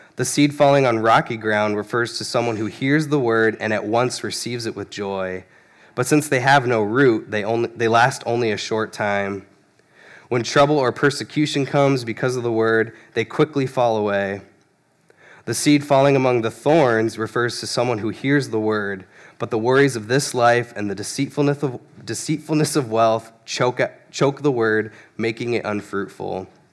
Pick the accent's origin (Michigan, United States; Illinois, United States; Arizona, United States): Arizona, United States; Phoenix; I grew up in Phoenix, Arizona